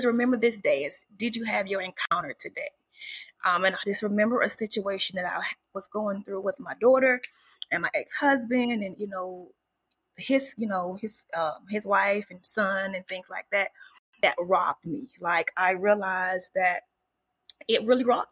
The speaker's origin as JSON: {"language": "English", "town": "Woodbine", "region": "Georgia", "country": "United States", "tie": "born or raised there", "said": "I grew up in the big town, small town of Camden County, Georgia, and the town is Woodbine. So it is in South Georgia"}